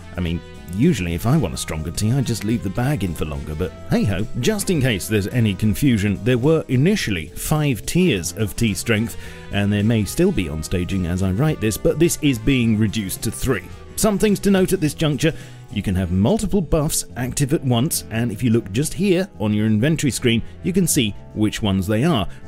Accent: England, United Kingdom; as an Englishman

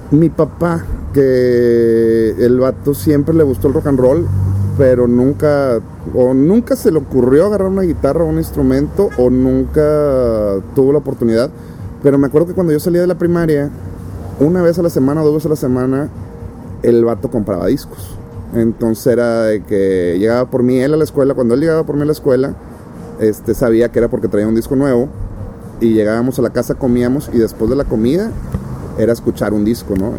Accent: Monterrey, Nuevo León, Mexico; yo soy de Las Mitras Centro, que es poniente de la ciudad y que está aquí a cinco minutos manejando

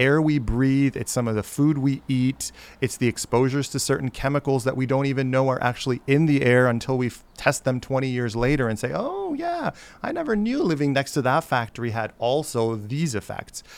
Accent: Chicago, Illinois, United States; moved away; also born or lived in Baltimore / Washington, D.C. / Honolulu; I grew up in Chicago

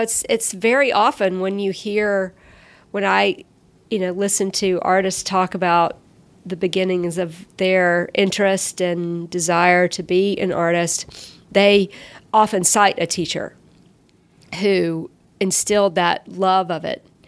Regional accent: Columbus, United States; now in Atlanta, United States; there weren't really great art classes when I was growing up in Columbus

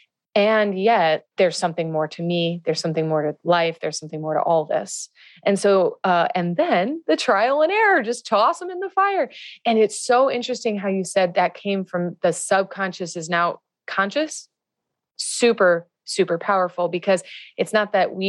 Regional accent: Midwest, United States; now in California, United States; I grew up in the Midwest

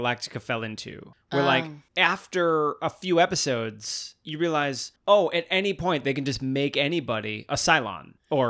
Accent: Chicago, Illinois, United States; It takes place in Chicago. That's my hometown.

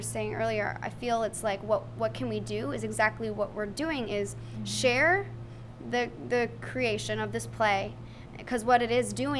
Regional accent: Texas, United States; I'm from Texas, period.

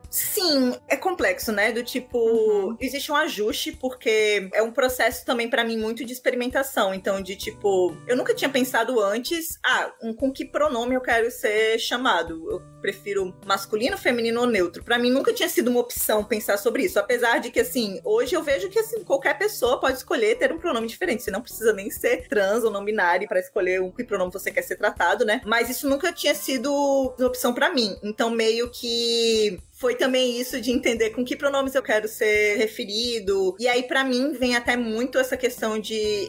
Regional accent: Natal, Rio Grande do Norte, Brazil; eu sou de Natal, do Rio Grande do Norte

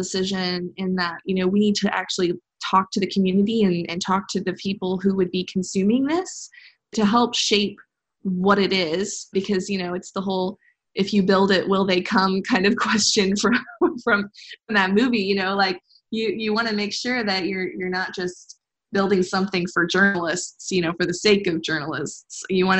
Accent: Midwest, United States; I care about the Midwest. I'm from the Midwest.

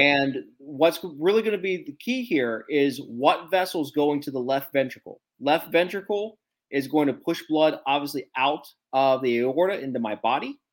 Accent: Ohio, United States; moved away; my home state of Ohio

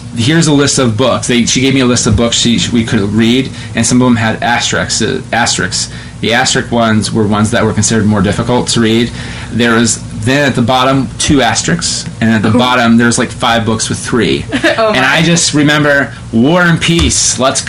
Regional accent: West Jefferson, Ohio, United States; I'm from West Jeff, and so like, that was like almost 15 years ago. But like, our big deal was like, we're doing Sound of Music.

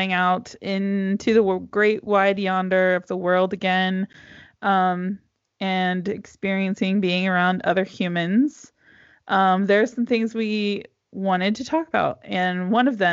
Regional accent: United States; now in Europe; As an American

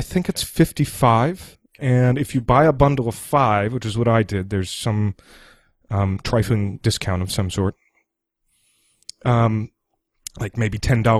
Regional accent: Washington, District of Columbia, United States; I'm from Washington, D.C., and I'm broadcasting from Washington, D.C. right now.

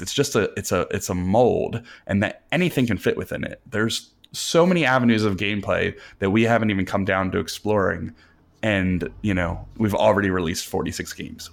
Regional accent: New Jersey, United States; I'm from New Jersey. I've grown up, I've lived here all my life

